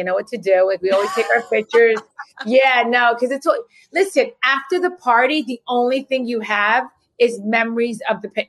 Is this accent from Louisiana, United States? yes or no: no; New Jersey, United States; I'm from Jersey